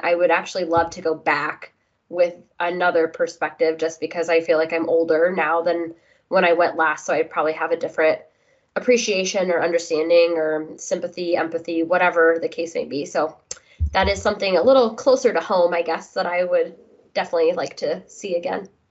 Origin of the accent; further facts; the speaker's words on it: United States; being an American